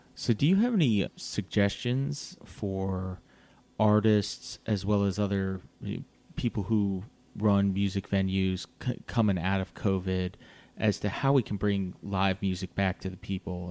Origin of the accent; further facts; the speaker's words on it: Virginia Beach, Virginia, United States; I grew up in Virginia Beach